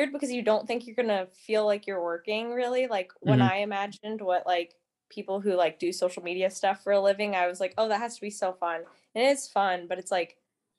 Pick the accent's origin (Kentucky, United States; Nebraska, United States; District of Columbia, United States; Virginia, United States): Nebraska, United States; I'm from Nebraska